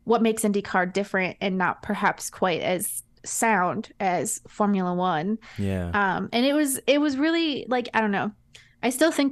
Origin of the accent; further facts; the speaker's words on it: Michigan, United States; I was born and raised in Michigan